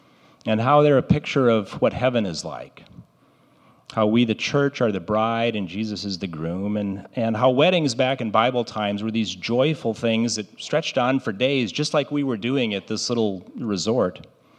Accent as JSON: {"language": "English", "country": "Brazil", "tie": "born or raised there", "said": "Most of you know I grew up in Brazil, where my parents were missionaries"}